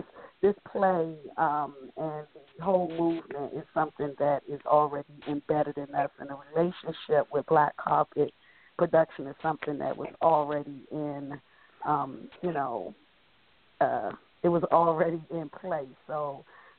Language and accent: English; Washington, District of Columbia, United States; growing up in Southeast D.C., number 8 of 9 children